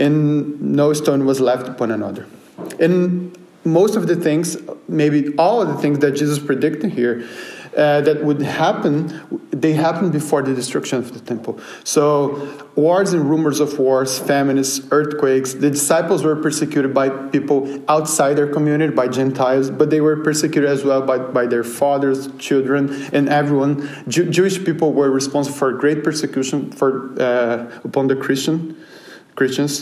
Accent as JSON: {"language": "English", "country": "Brazil", "moved": "yes", "said": "I'm from Brazil"}